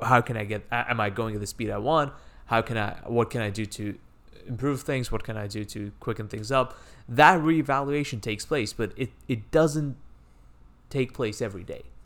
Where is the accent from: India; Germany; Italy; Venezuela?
India; moved away; I grew up in India where cricket is a big sport